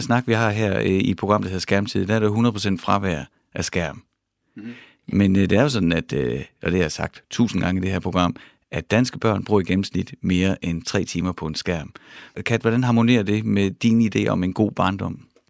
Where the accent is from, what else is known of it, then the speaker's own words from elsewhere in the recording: Horsens, Central Denmark Region, Denmark; Jeg er vokset op i Horsens, mm. i Mimersgade